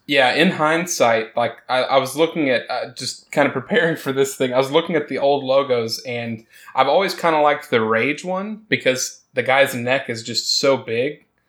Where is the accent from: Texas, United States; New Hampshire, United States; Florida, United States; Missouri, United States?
Texas, United States; Me growing up in Texas